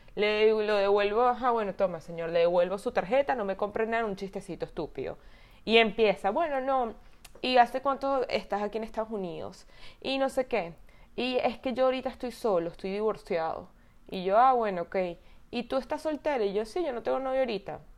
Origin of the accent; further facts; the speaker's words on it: Venezuela; yo también soy venezolana